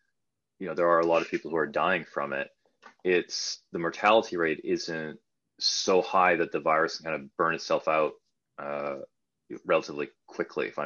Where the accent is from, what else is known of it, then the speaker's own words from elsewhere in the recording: Canada; now in United Kingdom; I'm from Canada